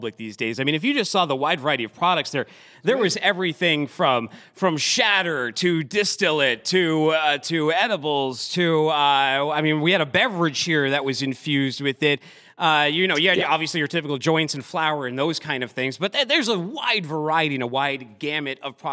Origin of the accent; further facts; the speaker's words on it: Massachusetts, United States; I'm from Massachusetts